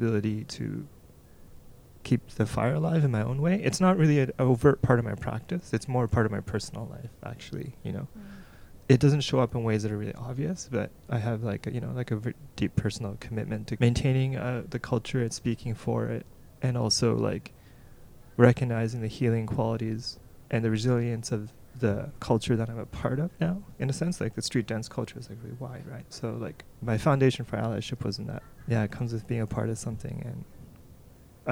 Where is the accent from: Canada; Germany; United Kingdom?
Canada; Toronto, Ontario; I grew up in Toronto